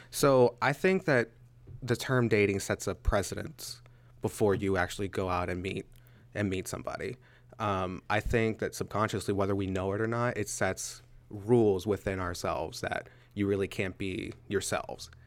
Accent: Pittsburgh, Pennsylvania, United States; now in Altoona, United States; I am originally from Pittsburgh, Pennsylvania. I'm currently living in Altoona

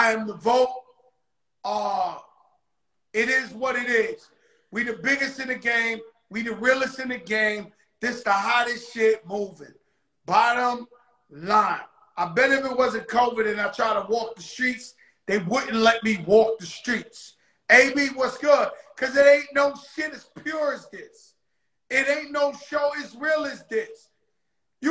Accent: New York City, New York, United States; now in Miami, United States; I'm from the South Bronx.

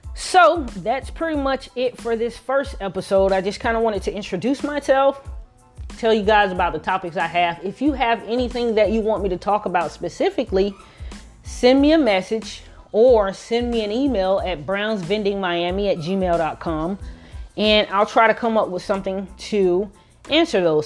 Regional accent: Miami, Florida, United States; I am from Miami, Florida.

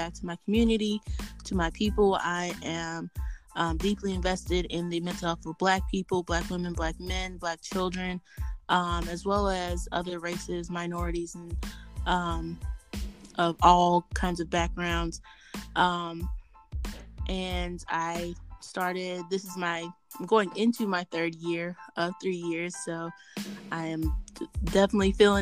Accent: North Carolina, United States; I'm originally from North Carolina.

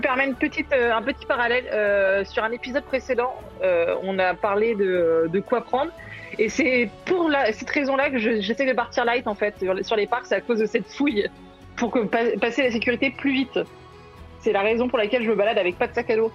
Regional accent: France; on est français

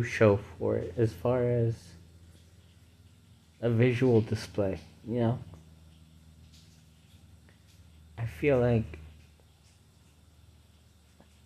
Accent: United States; I'm an American

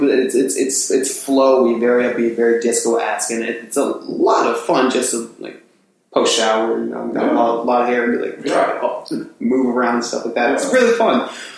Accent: Atlantic City, New Jersey, United States; I come from Atlantic City

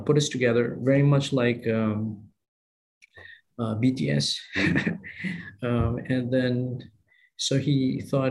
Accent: Philippines; moved away as an adult; also born or lived in Taipei, Taiwan; now in Singapore; my home country, mm-hmm. the Philippines

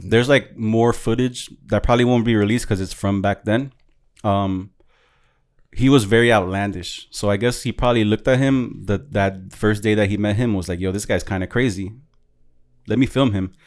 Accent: New York, United States; moved away; I'm from New York, but I live here, so my shit's totally different from any New Yorker

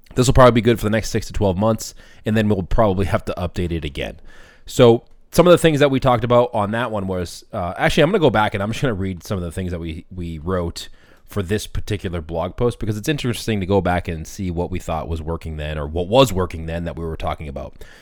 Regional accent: Boston, Massachusetts, United States; I'm from Boston, so I talk a little quick.

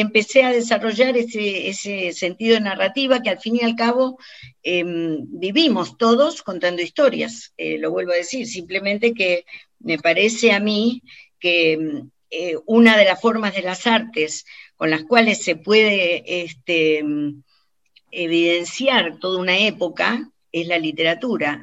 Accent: Argentina; moved away as an adult; cuando yo me fui de Argentina, que era joven

